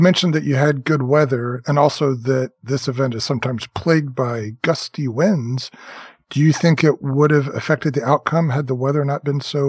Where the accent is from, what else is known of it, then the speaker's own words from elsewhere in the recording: Florida, United States; now in Buffalo, United States; I grew up in Florida